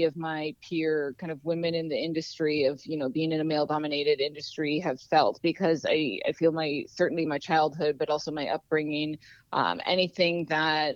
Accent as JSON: {"language": "English", "town": "Anchorage", "region": "Alaska", "country": "United States", "tie": "born or raised there", "said": "I grew up in Anchorage"}